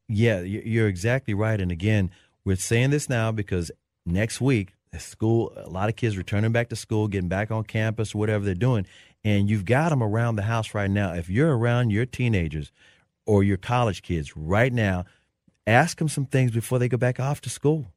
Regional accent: Memphis, Tennessee, United States; now in Dallas, United States; I grew up in Memphis

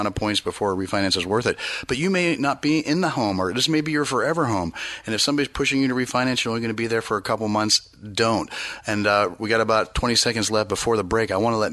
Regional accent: East Bay, Bay Area, California, United States; now in Sacramento region, United States; I grew up in the Bay Area in the East Bay

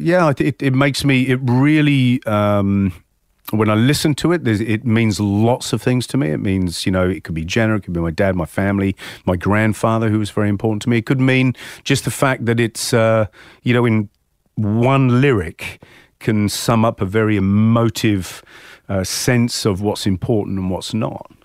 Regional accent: England, United Kingdom; moved away as an adult; now in Australia; growing up in England

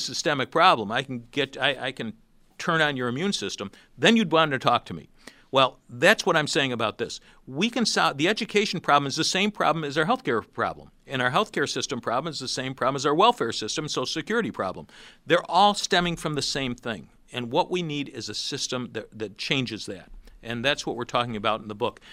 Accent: Rochester, New York, United States; I'm from Rochester

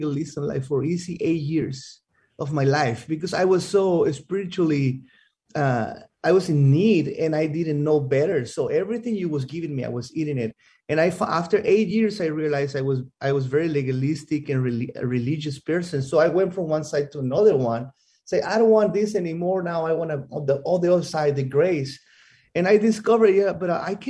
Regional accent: Mexico; moved away as an adult; now in United States; I am from Mexico. I grew up in Mexico. Well, I was here from 0 to 3 years old.

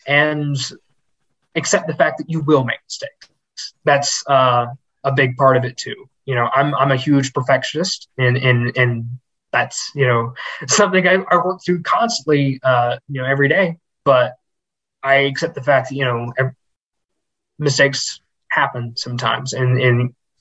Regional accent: Georgia, United States; now in Lexington, United States; growing up in Georgia

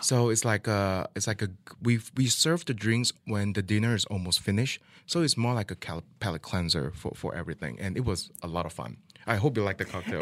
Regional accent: Malaysia; now in Kansas City, United States; I'm from Malaysia

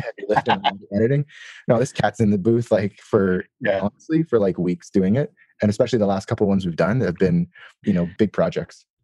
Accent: Toronto, Ontario, Canada; I'm from Toronto.

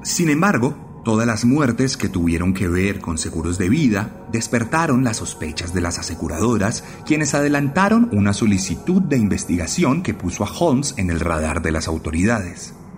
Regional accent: Colombia; en mi país

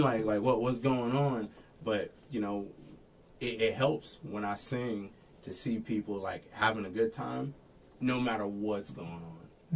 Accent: Florida, United States; moved away as an adult; also born or lived in Texas / Daytona, Florida; now in Washington, Illinois, United States; I moved or was from Florida

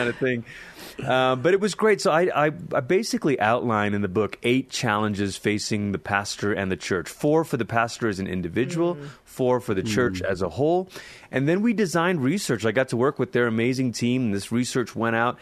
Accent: Malaysia; now in Colorado Springs, United States; I'm originally from Malaysia. It's where I grew up. I lived there most of my childhood

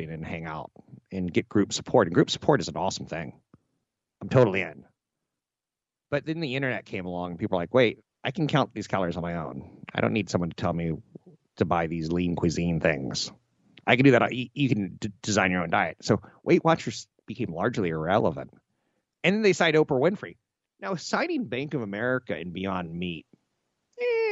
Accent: United States; I was born Caucasian on a coast in the United States with an expectation to go to college

